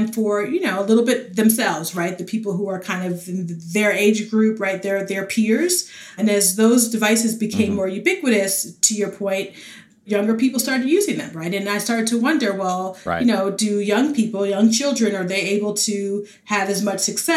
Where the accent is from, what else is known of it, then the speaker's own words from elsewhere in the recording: New York City, New York, United States; moved away; also born or lived in North Carolina / Dallas-Fort Worth, Texas; I grew up in the Bronx, New York.